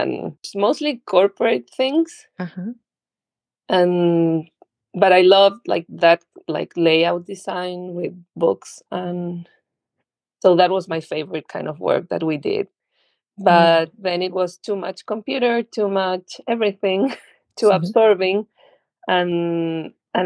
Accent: Santiago, Santiago Metropolitan Region, Chile; moved away as an adult; now in Chapel Hill, United States; I was born in Chile, in Santiago, and actually lived there my whole life until we moved here to North Carolina like 5 years ago

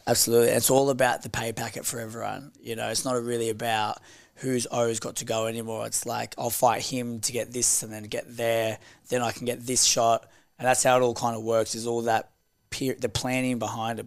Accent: Australia

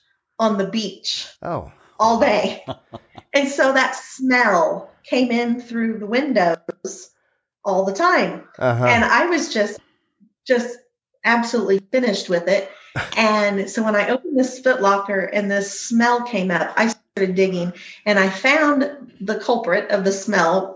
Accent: Illinois, United States; moved away as an adult; also born or lived in Quebec, Canada / Tanzania; now in Uganda; I was raised in Illinois in the cornfields

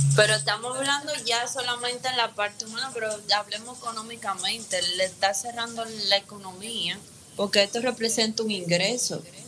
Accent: Dominican Republic; yo soy dominicana

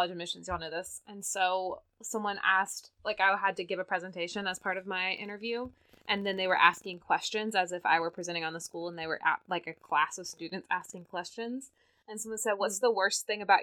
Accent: the South, United States; I'm from the South

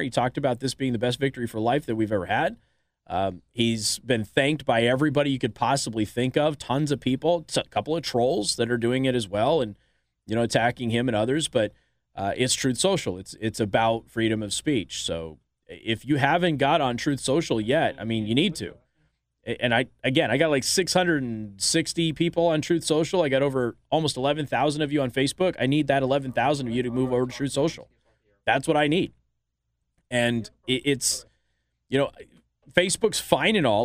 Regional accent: Las Vegas, Nevada, United States; moved away; my old hometown of Las Vegas

